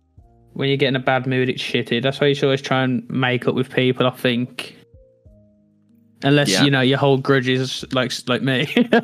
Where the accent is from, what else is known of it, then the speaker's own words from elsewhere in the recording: Black Country, West Midlands, United Kingdom; No, I'm not Irish. No, I'm from a place. If you Google it, it's called the Black Country. It's next to a place called Birmingham. I have a very like very strong accent.